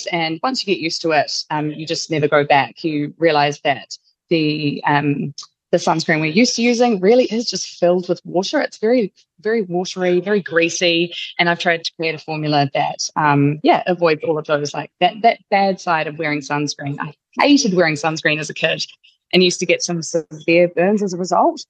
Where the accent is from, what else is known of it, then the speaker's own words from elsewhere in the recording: Wellington, New Zealand; at a market in Wairiki, Wellington, my hometown